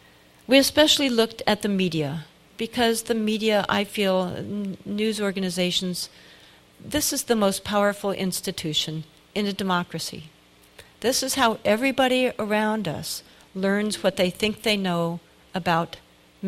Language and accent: English; United States